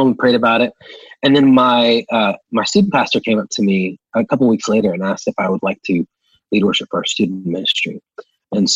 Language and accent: English; Oklahoma, United States; I grew up in the, every small town in Oklahoma you could think